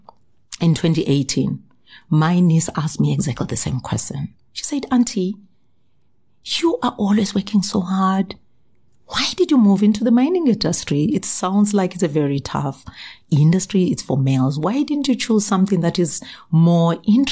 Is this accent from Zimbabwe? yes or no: yes; Zimbabwe; moved away as an adult; also born or lived in South Africa; I was actually born in Zimbabwe to my wonderful parents, and we are six girls and one boy, right? I then got educated in Zimbabwe. Then I moved to South Africa